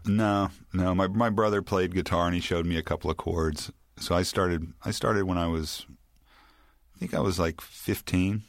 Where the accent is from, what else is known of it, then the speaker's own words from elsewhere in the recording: Memphis, Tennessee, United States; moved away; also born or lived in New Orleans; I grew up in Memphis in the seventies